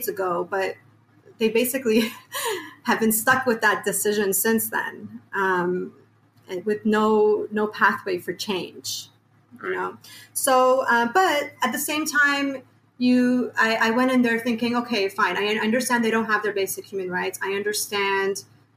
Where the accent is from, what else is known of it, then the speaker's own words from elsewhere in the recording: Canada; also born or lived in Iran; now in United States; I was born in Iran, But we moved to Canada when I was five. So I basically grew up in Canada